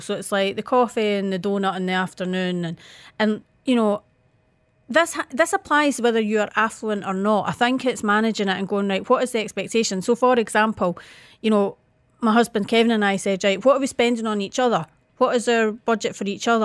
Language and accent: English; Scotland, United Kingdom